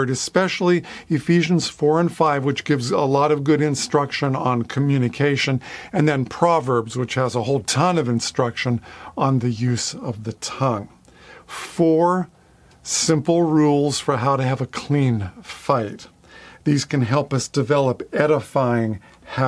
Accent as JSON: {"language": "English", "area": "near Pittsburgh", "region": "Pennsylvania", "country": "United States", "tie": "born or raised there", "said": "I grew up near Pittsburgh, Pennsylvania, the city of Three Rivers."}